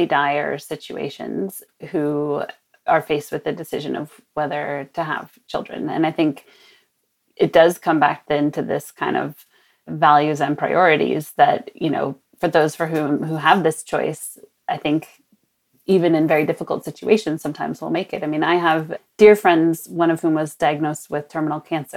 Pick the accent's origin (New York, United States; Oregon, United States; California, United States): California, United States; Sonoma; my hometown of Sonoma, north of San Francisco